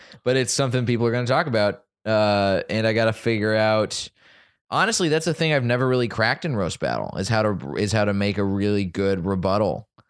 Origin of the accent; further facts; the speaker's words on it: Dallas, Texas, United States; moved away; my hometown of Dallas